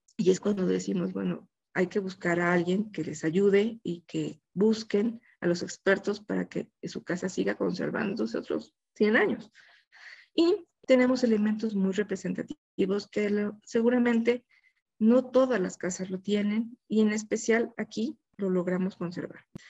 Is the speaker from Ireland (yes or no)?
no; Mexico; como mexicanos